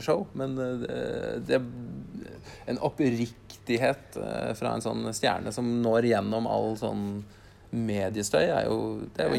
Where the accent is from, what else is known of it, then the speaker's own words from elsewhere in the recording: Norway; oss som nordmenn